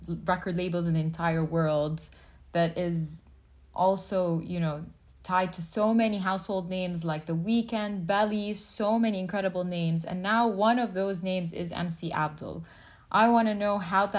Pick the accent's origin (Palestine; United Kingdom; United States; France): Palestine; first language English; I'm Palestinian, I'm fully Arab